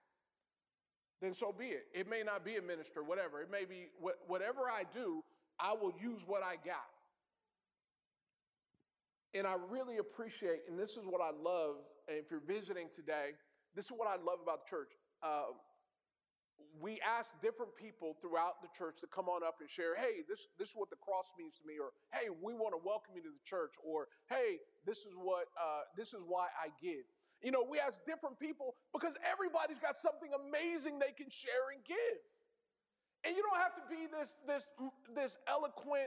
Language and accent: English; California, United States; moved away as an adult; now in Hartford, United States; I'm from California